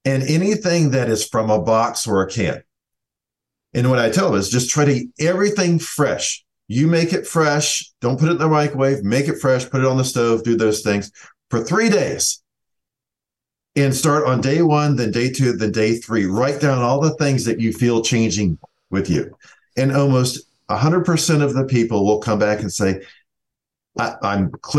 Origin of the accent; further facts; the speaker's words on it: the South, United States; I'm from the South.